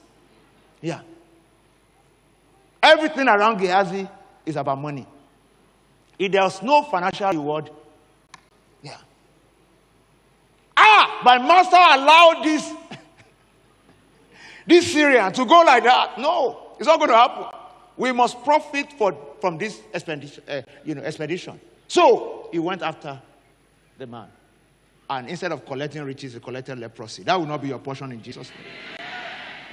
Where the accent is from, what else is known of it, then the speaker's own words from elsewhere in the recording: Nigeria; as a Nigerian